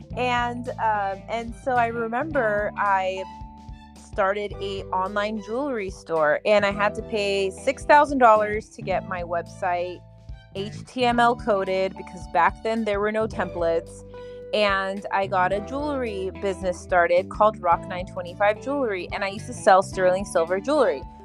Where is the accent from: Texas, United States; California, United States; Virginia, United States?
California, United States; moved away as an adult; now in Florida, United States; I'm originally from California. I just moved to Florida, but yeah, back home, back in California